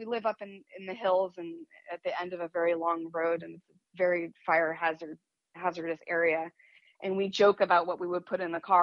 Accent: Midwest, United States; moved away; also born or lived in New York; I come from the Midwest. Both sides of my family come from the Midwest.

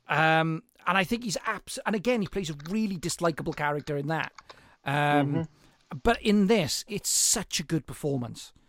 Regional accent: Welsh mining valley, Wales, United Kingdom; being Welsh

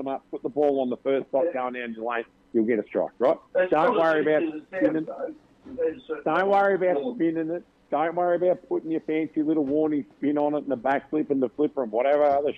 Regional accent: Australia

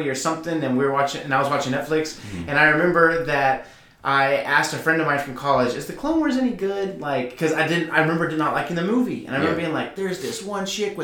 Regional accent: Texas, United States; we're from Texas

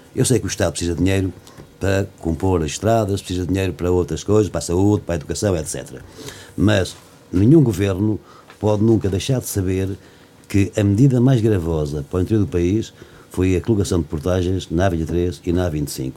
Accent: Castanheira, Centro, Portugal; da minha aldeia, Castanheira e de outras zonas aqui da Guarda

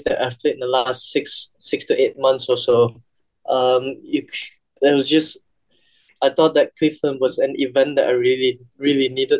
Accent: Malaysia; being the Malaysian number one back home

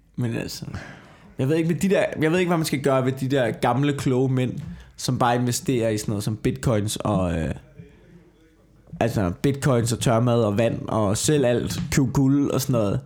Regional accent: Copenhagen, Capital Region of Denmark, Denmark; da jeg voksede op på Amager

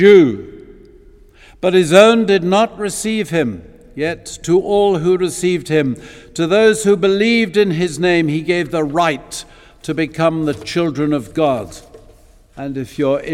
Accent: Eastbourne, South East England, United Kingdom; I grew up in Eastbourne

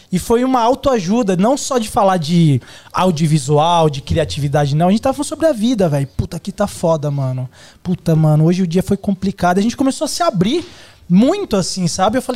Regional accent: Caetité, Bahia, Brazil; now in São Paulo, Brazil; eu sou da Bahia, você perguntou de onde eu sou, eu sou do interior da Bahia, de uma, chamada, uma cidade chamada Caetité. É minúscula

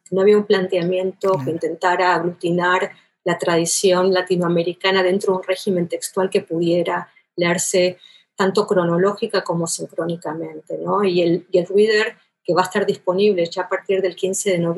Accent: Buenos Aires, Argentina; accent: porteño; moved away as an adult; now in United States; Sí, soy argentina y tengo el acento porteño Ah, vengo de Buenos Aires, nací en Buenos Aires, eh, vine a Estados Unidos como muchos otros latinoamericanos

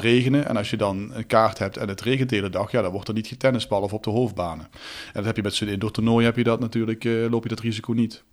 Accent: Netherlands; wij als Nederlanders

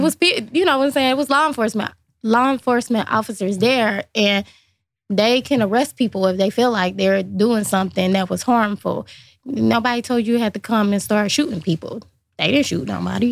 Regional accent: Lincoln Heights, Ohio, United States; I grew up in Lincoln Heights, obviously very small community

